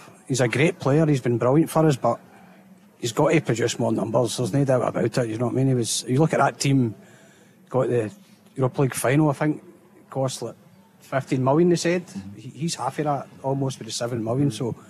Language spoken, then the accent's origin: English; Ardrossan, Scotland, United Kingdom